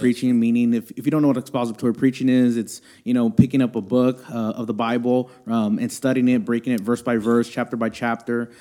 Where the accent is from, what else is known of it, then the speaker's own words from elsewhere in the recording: Houston, Texas, United States; I'm born and raised in Houston, uh, here in Houston, Texas.